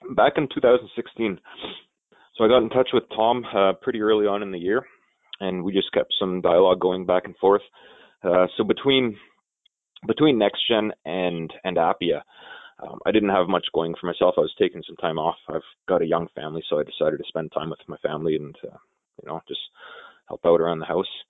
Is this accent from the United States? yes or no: no; Elliot Lake, Ontario, Canada; It's my hometown